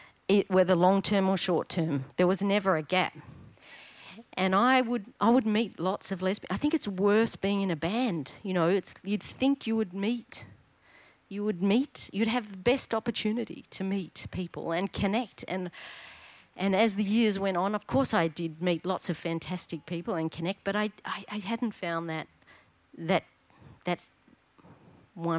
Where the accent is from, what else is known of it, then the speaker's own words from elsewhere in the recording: Australia; now in Darwin, Australia; when I was just a little tacker growing up in Paran, at the Paran swimming pool